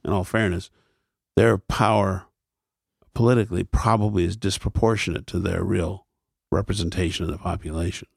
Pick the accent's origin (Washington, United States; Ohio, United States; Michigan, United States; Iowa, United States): Ohio, United States; Akron; when I was a child, there were three networks in my hometown